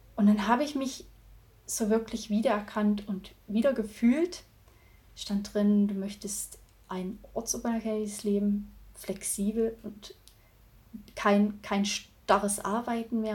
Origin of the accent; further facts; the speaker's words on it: Thuringia, Germany; Also ich bin in einem 180 Seelenort aufgewachsen in Thüringen